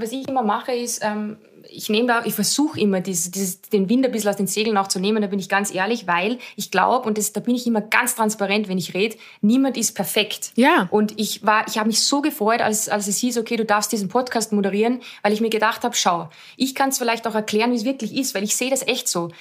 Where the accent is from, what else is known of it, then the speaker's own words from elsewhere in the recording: Austria; für mich als Österreicherin